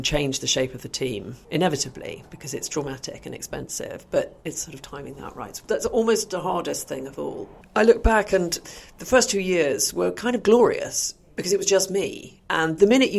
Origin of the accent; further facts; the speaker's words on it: Oxford, South East England, United Kingdom; I grew up in Oxford in the 70s